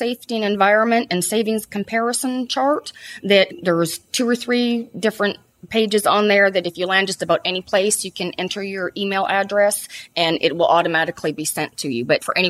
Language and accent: English; Canada; moved away; I'm originally from Canada